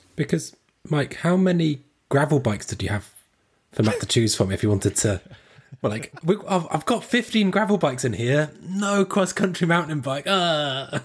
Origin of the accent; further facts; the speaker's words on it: Squamish, British Columbia, Canada; I'm from, I'm Squamish